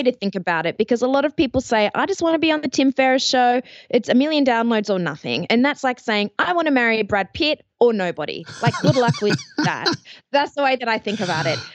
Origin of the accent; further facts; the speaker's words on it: Australia; accent: Australian; also born or lived in Athens, Ohio; You might notice from the accent I am Australian